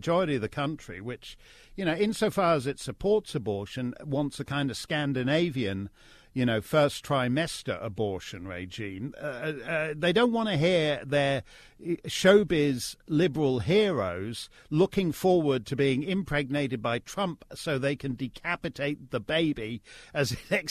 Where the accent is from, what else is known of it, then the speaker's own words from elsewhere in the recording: Canada; I say that as a Canadian